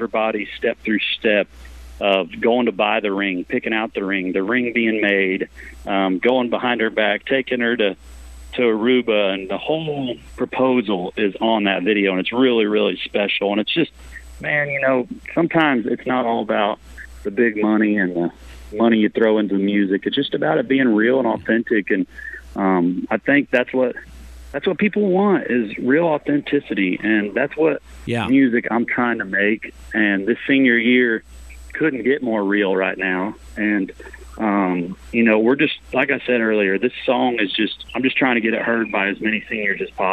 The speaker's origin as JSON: {"language": "English", "town": "Patoka", "region": "Illinois", "country": "United States", "tie": "born or raised there", "said": "I'm from a little town, southern Illinois, called Patoka, Illinois"}